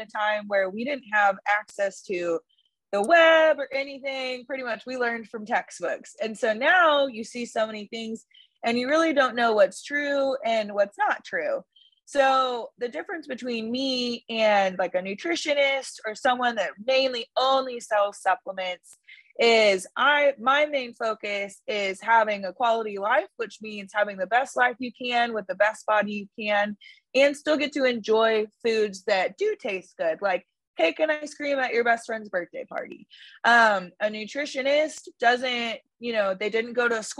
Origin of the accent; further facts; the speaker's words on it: San Angelo, Texas, United States; now in Lubbock, United States; I live in Lubbock, Texas right now. I'm originally from San Angelo, Texas, which is essentially west